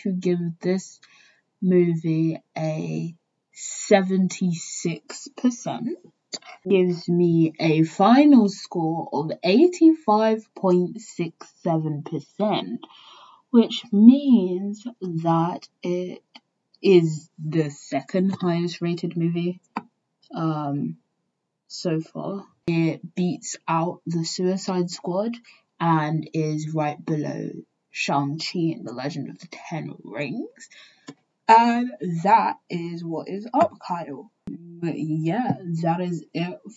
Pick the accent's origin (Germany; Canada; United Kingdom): United Kingdom; England; I grew up in England